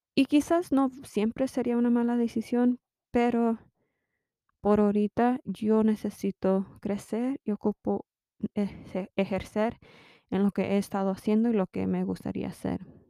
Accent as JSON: {"language": "Spanish", "country": "United States", "also_born_or_lived": "Mexico (parents)", "said": "soy mexicana americana y tengo, mis padres son mexicanos"}